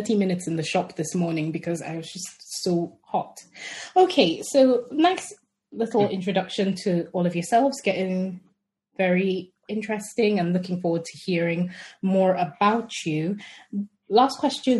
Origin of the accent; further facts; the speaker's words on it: Nigeria; I'm Nigerian